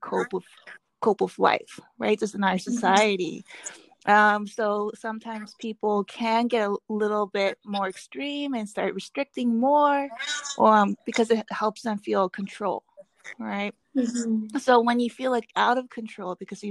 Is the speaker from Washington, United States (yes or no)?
yes; Seattle, Washington, United States; when I was growing up in Seattle, there was a big Korean community